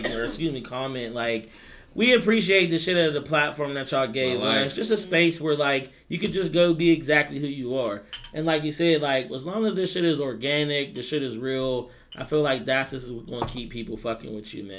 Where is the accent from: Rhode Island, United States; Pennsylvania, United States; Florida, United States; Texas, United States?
Pennsylvania, United States; Pittsburgh; I'm from Pittsburgh. This is what the fuck we do. This is how we sound.